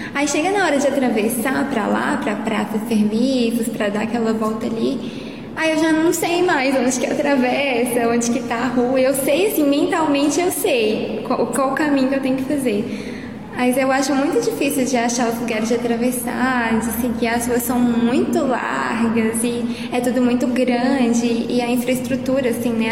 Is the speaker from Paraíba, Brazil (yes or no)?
no; Belo Horizonte, Minas Gerais, Brazil; E eu sou daqui de Belo Horizonte mesmo, moro aqui